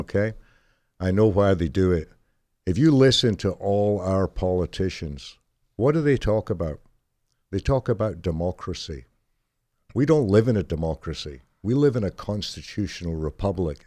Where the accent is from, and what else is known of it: United Kingdom; born or raised there; moved away